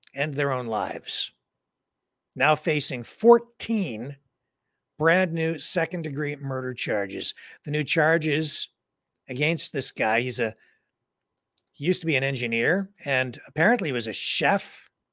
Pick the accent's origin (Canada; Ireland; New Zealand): Canada; being a Canadian